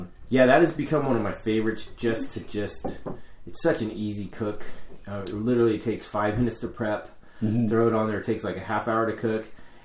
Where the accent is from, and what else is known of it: Sacramento, California, United States